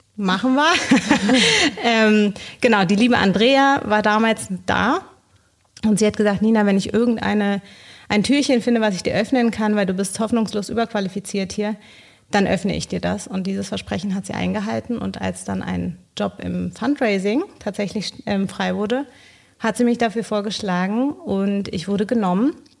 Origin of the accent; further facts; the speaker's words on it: Bolivia; moved away as an adult; now in Berlin, Germany; Ich komme ursprünglich aus Bolivien.